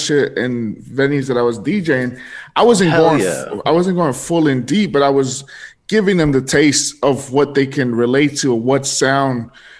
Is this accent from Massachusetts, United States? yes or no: no; California, United States; You know, I'm from California, you know, I'm a Chicano and stuff like that.